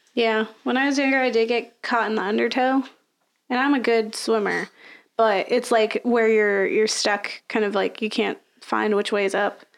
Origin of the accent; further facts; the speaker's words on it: Florida, United States; I'm from Florida, so I grew up with the ocean.